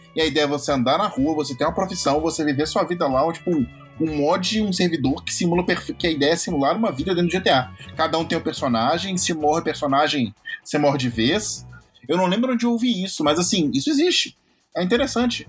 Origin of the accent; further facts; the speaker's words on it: Minas Gerais, Brazil; eu sou mineiro